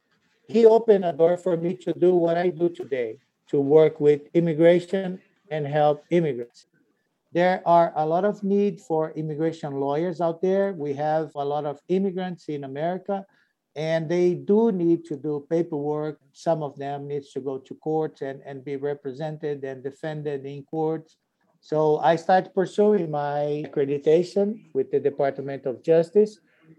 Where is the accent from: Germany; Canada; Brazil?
Brazil; Pereira Barreto, São Paulo; English is a second language; moved away as an adult; now in Pittsburgh, United States; the city where I was born. The city is called Pereira Barreto. It's on the countryside of São Paulo State